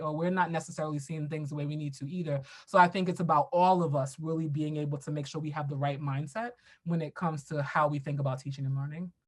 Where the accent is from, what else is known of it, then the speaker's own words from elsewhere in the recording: New York City, New York, United States; I grew up in Brooklyn, New York